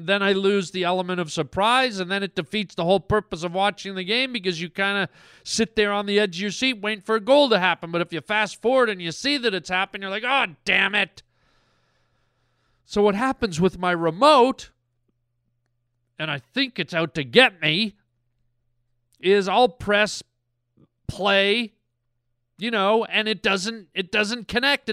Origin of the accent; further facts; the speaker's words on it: Canada; I'm a Canadian boy, and I love me my hockey. You know, us Canadian boys, we grow up on our hockey